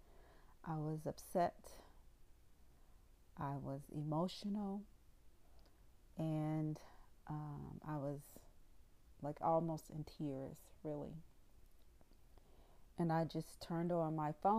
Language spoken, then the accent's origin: English; the South, United States; accent: southern twang; I'm from the South. I have a southern twang.